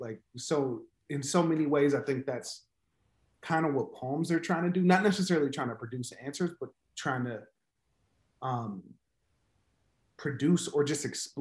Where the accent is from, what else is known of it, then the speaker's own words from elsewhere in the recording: Chicago, Illinois, United States; I teach and I write mostly poems, and I'm from Chicago.